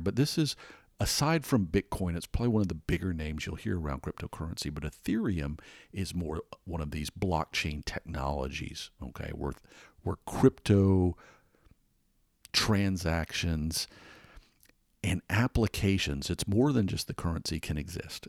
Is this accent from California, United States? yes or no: no; Atlanta, Georgia, United States; moved away; growing up in Atlanta.